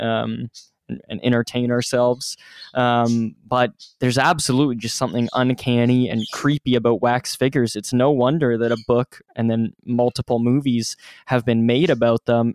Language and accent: English; Ontario, Canada; my area because uh, that part of Ontario, which is which is a province in Canada